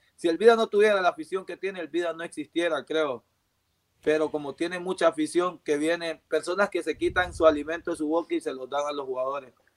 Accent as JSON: {"language": "Spanish", "town": "La Ceiba", "region": "Atlántida", "country": "Honduras", "tie": "born or raised there", "moved": "yes", "said": "Ceiba, donde, donde nací"}